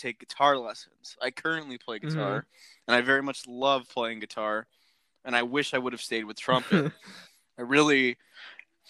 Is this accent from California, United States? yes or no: yes; Orange County, California, United States; I'm from Orange County, California